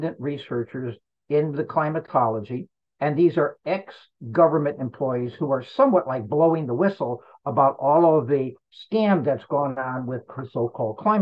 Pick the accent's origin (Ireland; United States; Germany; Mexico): United States; Florida; my home state of Florida